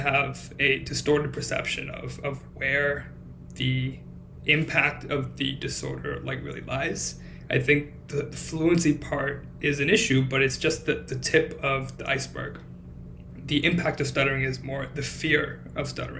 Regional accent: Cupertino, California, United States; moved away as an adult; also born or lived in Los Angeles, United States; now in Boston, United States; I grew up in California, around San Jose, California, a place called Cupertino

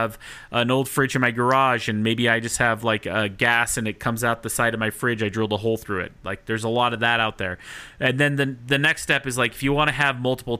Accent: Salt Lake City, Utah, United States; moved away as an adult; now in Denver, United States; I'm from Salt Lake City before I moved to Denver, and back when I lived in Salt Lake City

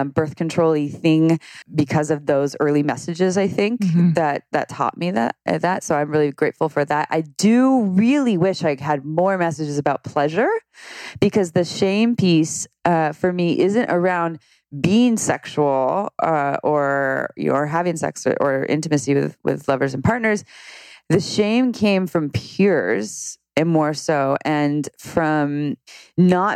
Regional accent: Santa Cruz, California, United States; I grew up in Santa Cruz

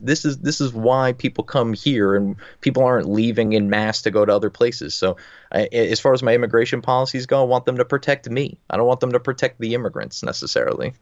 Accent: New Jersey, United States; I'm from New Jersey

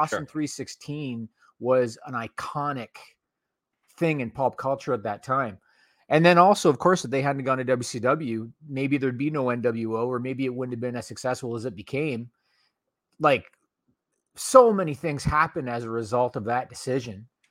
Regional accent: Ontario, Canada; I grew up in Ontario, Canada

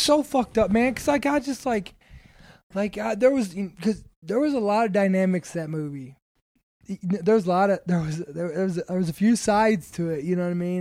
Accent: Kentucky, United States; I'm from, I'm from Kentucky

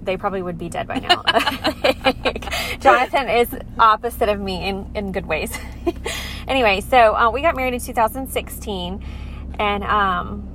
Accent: Arkansas, United States; moved away as an adult; also born or lived in Lake Charles, Louisiana; now in Alexandria, United States; we moved to Arkansas when I was 8, and my dad took a church up there, and we lived there about 11 years

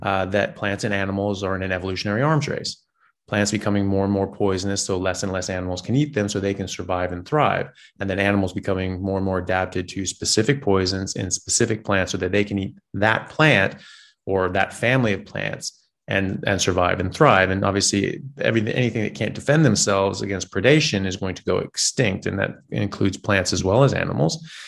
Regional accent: United States; I'm an American, uh, medical doctor

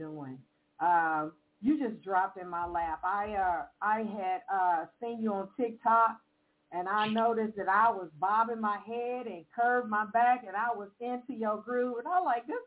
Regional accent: Evansville, Indiana, United States; I am calling from Evansville, Indiana. This is my hometown

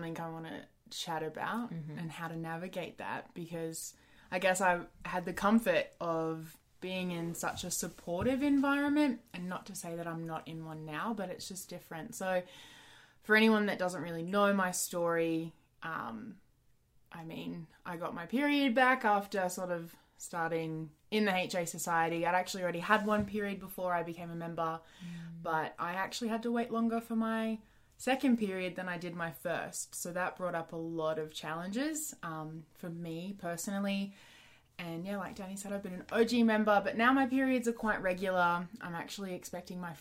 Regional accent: Australia; I'm Australian.

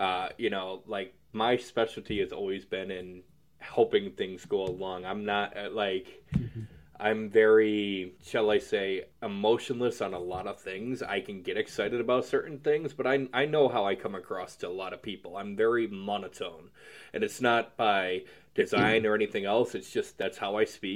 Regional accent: United States; I'm American.

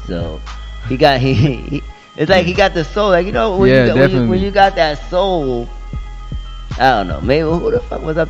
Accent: New York City, New York, United States; also born or lived in Atlanta; And when I'm coming from New York

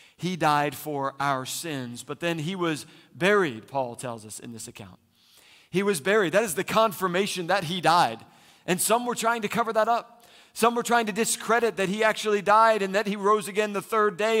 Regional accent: Philadelphia, Pennsylvania, United States; now in Phoenix, United States; I'm from Philly

